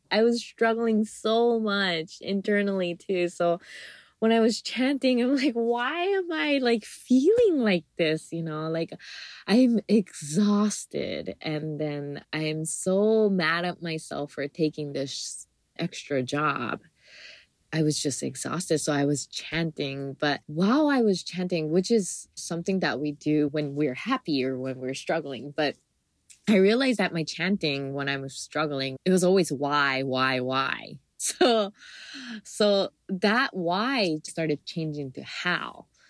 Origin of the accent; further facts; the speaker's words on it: Hawaii, United States; because I was local, I am still a local, but growing up in Hawaii, like I always see like tourists coming into Hawaii.